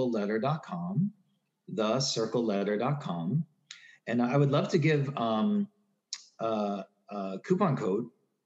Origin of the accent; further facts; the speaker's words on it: Newton, Massachusetts, United States; I grew up in Newton, Massachusetts